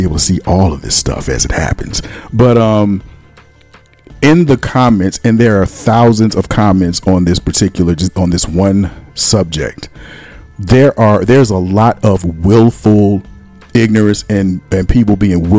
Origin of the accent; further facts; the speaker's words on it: North Carolina, United States; also born or lived in Philadelphia, United States; And I grew up in North Carolina and I've had liver pudding too.